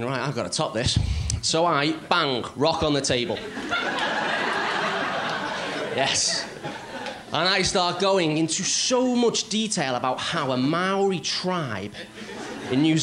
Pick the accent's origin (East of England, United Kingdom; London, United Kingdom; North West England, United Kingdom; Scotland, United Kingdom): North West England, United Kingdom; Liverpool; I am from Liverpool, so I do apologise if you can't understand what I'm saying.